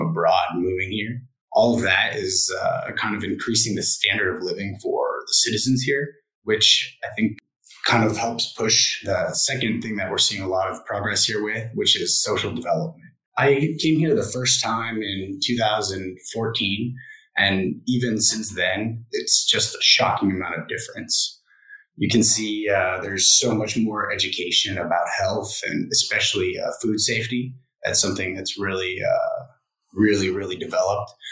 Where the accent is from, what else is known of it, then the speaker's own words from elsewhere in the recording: United States; moved away as an adult; now in Vietnam; I'm an American working here